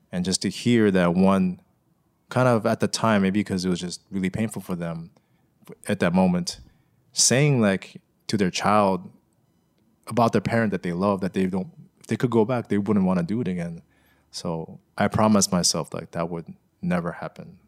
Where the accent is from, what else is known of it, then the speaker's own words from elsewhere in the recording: United States; growing up here as an American